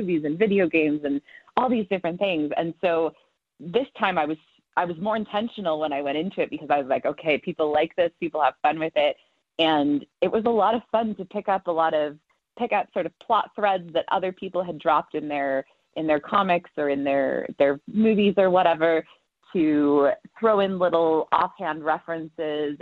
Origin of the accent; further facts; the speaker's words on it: the American West, United States; I grew up in the West